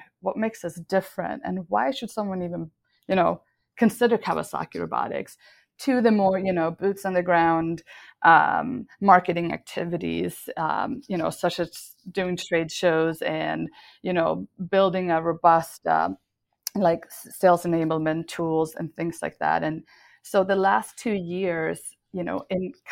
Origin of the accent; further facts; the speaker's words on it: Sweden; moved away; I was born and raised in Sweden